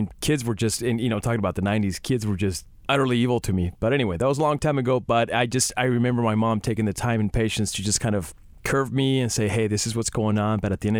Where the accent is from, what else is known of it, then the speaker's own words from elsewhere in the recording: California, United States; when I was growing up in California, I was teased on a lot for being a farm boy